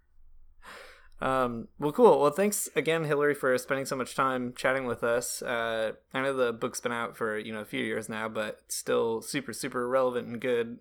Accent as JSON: {"language": "English", "country": "United States", "moved": "yes", "lives_now": "Canada", "said": "I'm an American and I live in Canada"}